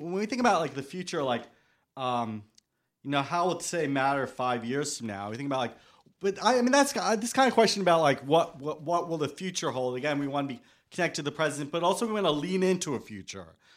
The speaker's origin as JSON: {"language": "English", "town": "New York City", "region": "New York", "country": "United States", "tie": "born or raised there", "said": "I was born in Staten Island. I've always had this relationship with New York, being that, um, I haven't lived anywhere else"}